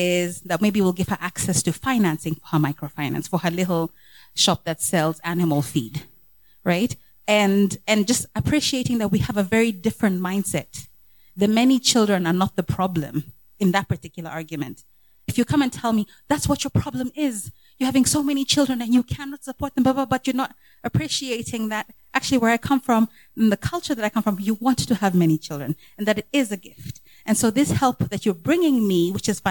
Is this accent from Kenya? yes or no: yes; Kenya; As a Kenyan myself